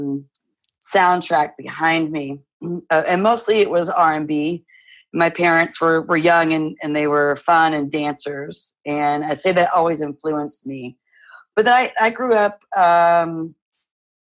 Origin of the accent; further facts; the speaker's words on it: Midwest, United States; So I'm a Midwesterner, and my parents were young